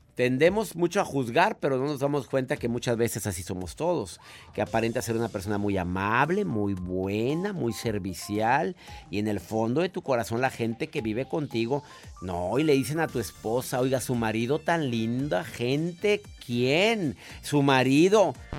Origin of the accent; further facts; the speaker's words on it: Mexico; en mi país existe una ley que es la ley Olimpia